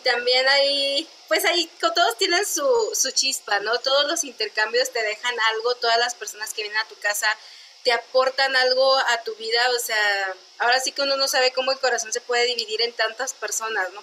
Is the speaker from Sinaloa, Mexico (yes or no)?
no; Chihuahua, Mexico; soy de aquí de Chihuahua.